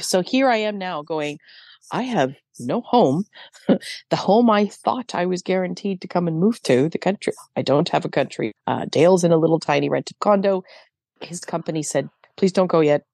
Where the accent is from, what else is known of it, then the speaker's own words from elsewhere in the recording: Canada; I'm Canadian.